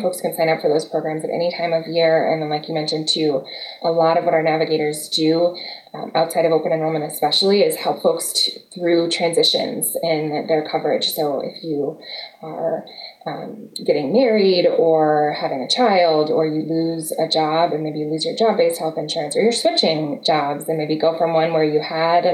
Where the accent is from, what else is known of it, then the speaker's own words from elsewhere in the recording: Madison, Wisconsin, United States; moved away as an adult; also born or lived in Texas; I grew up in Madison, but we came here from the South